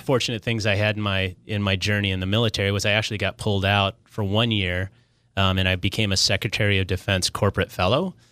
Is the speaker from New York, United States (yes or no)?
no; Minnesota, United States; now in Southern California, United States; I'm a guy from Minnesota who found his way to, to SoCal